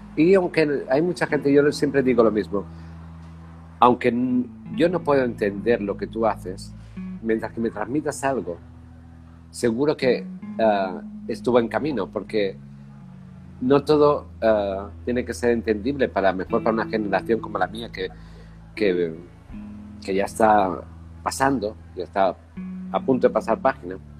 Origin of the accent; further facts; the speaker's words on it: Spain; moved away as an adult; also born or lived in Barcelona / Paris / London / United States; yo soy español